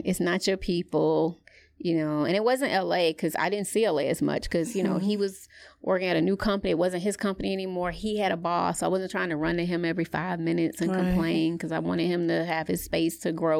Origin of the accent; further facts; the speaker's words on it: the South, United States; I'm from the South.